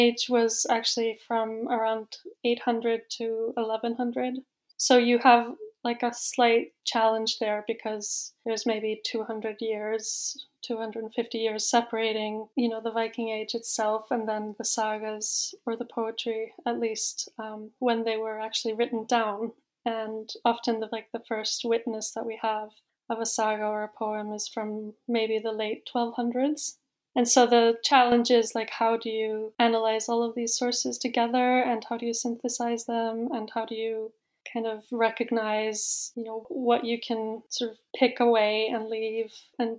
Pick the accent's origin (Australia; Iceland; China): Iceland; moved away as an adult; also born or lived in Oxford; now in Norway; I'm from Iceland